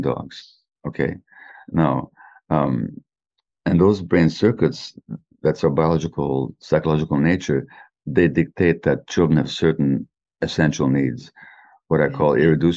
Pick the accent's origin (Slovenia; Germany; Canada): Canada; I'm Canadian